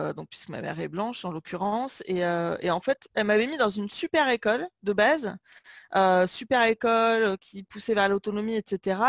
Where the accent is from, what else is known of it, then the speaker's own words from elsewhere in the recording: Limoges, Nouvelle-Aquitaine, France; j'ai grandi à Limoges